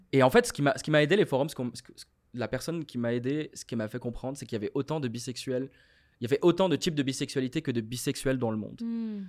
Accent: Morocco; moved away as an adult; now in Montreal, Canada; je viens du Maroc, j'ai grandi au Maroc

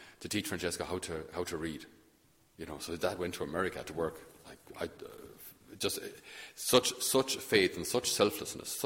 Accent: Thurles, Munster, Ireland; I'm from Thurles in Tipperary

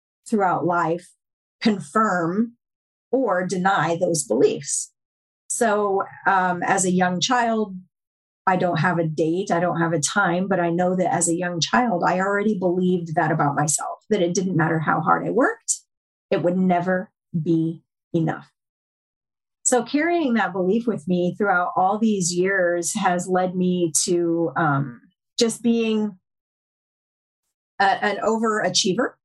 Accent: upstate New York, United States; also born or lived in Tennessee; I grew up, I was born in Tennessee, but I grew up in upstate New York

